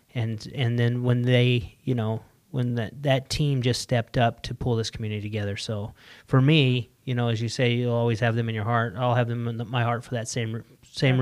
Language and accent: English; Salt Lake City, Utah, United States; moved away; I'm from Salt Lake